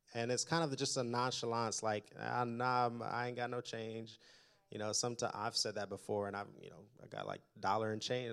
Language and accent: English; Indianapolis, Indiana, United States; also born or lived in Detroit; I was born in Detroit, grew up in Indianapolis